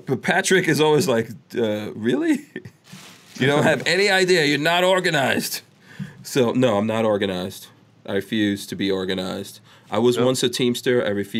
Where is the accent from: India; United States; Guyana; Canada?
Guyana; born there; No, I was born in Guyana.